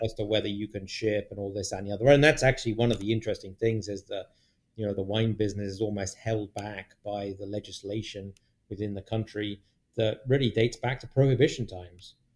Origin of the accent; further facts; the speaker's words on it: United Kingdom; moved away as an adult; now in United States; British people like gravy, right? We like gravy.